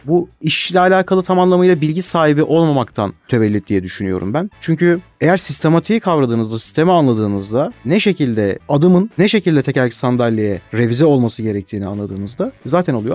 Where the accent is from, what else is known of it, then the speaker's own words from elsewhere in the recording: Akhisar, Manisa, Turkey; now in Istanbul, Turkey; 1992 Manisa Akisar doğumluyum. İlk örtüm ve orta öğrenimimi Akisar'da tamamladım.